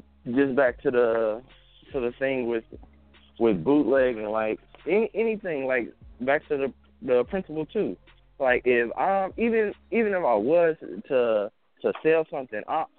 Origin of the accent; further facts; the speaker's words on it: the Bay Area, California, United States; I'm from the Bay. We out in Cali